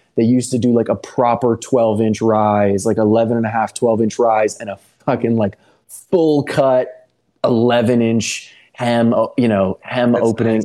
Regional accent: Texas, United States; moved away; also born or lived in Los Angeles (born, 'here'); growing up in Texas, but having been born here and having yeah. kind of spent so much time back and forth

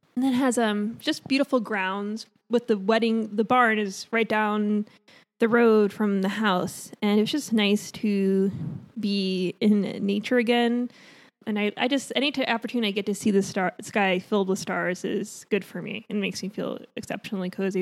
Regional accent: Long Island, New York, United States; now in California, United States; I'm from Long Island

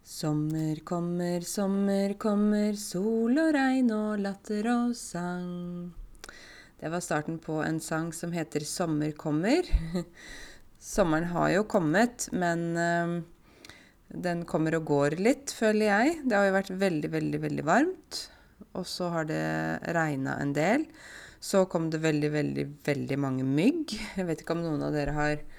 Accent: Buskerud, Norway; jeg kommer fra Buskerud, men nå er det plutselig ikke Buskerud finnes ikke lenger. Nå kommer jeg fra Viken.

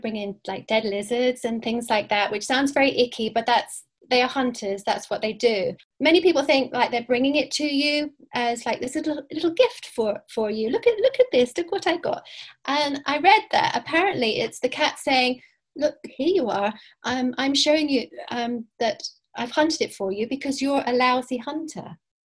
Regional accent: Cyprus; born there; Okay, I was born in Cyprus. Did I mention that? That's when I had my first cats, anyway.

